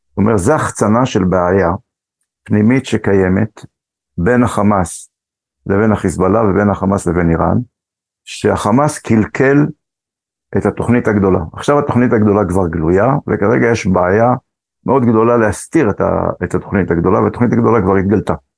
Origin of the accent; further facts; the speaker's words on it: Jerusalem, Jerusalem District, Israel; also born or lived in Morocco; אני גדלתי, נולדתי במרוקו, עליתי לארץ כשהייתי בן שנתיים, גדלתי משפחה גדולה, עם עוד אה, עשרה אחים ואחיות, שכונת הקטמונים בירושלים